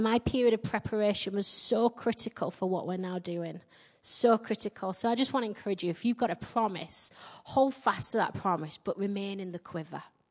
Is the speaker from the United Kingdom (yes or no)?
yes; Yorkshire and the Humber, United Kingdom; accent: Yorkshire; now in Midlands, England; I get mocked for my Yorkshire accent everywhere, particularly in my own church.